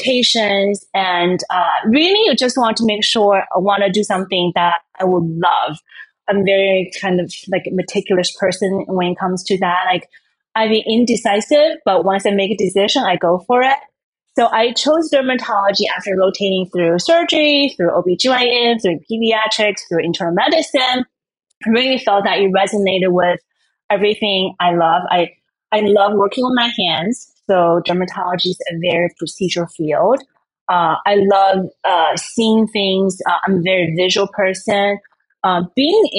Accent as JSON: {"language": "English", "country": "China", "tie": "born or raised there", "moved": "yes", "lives_now": "Miami, United States", "said": "I grew up in China"}